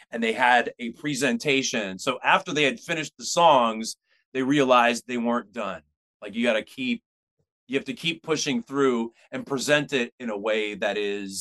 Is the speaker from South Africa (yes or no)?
no; Pittsburgh, Pennsylvania, United States; now in San Francisco, United States; We played fireworks night in my hometown